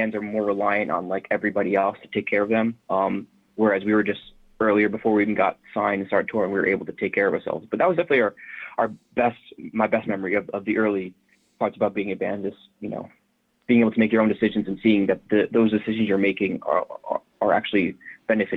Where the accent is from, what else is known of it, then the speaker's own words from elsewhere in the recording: New Jersey, United States; growing up in Jersey